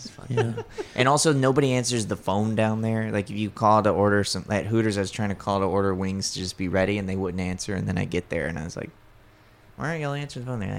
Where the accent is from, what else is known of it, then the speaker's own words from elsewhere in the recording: Gulf Shores, Alabama, United States; no, I'm from here. And I, she goes, where are you from? Like, Gulf Shores.